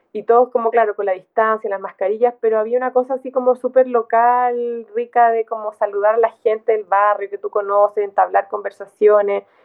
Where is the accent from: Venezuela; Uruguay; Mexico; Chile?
Chile; Santiago, Santiago Metropolitan Region; moved away as an adult; also born or lived in southern Chile / England; now in Valdivia, Chile; yo crecí en Santiago, crecí mm. la mitad del tiempo en el sur, la mitad del tiempo en Santiago, pero yo fui al, fui al colegio en Santiago